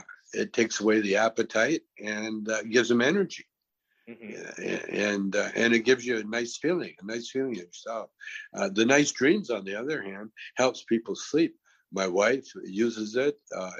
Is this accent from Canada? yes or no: yes; Canada; See, I'm from Canada, and in Canada we're kind of like a socialist country, mm-hmm.